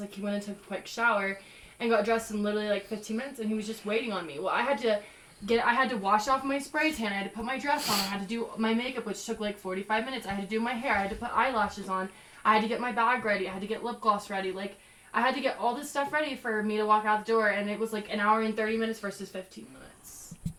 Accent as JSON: {"language": "English", "region": "Texas", "country": "United States", "said": "I'm from Texas"}